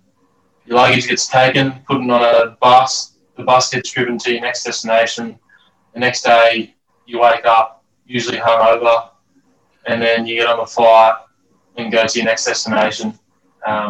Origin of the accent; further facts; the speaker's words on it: Australia; as Australian cricketer